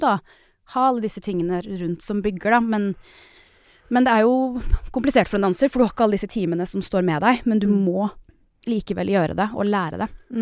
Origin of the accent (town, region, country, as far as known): Norway; moved away